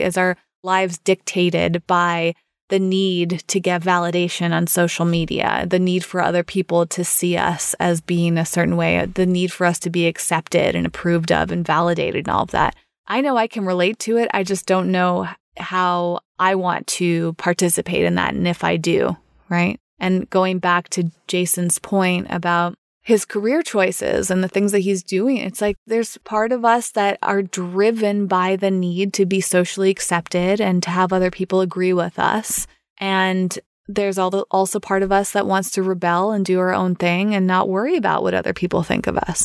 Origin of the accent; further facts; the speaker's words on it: United States; for me as an American